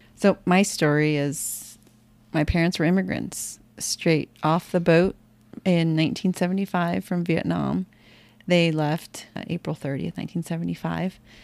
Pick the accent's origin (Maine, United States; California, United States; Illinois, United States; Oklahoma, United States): California, United States; San Jose; I was born in San Jose, California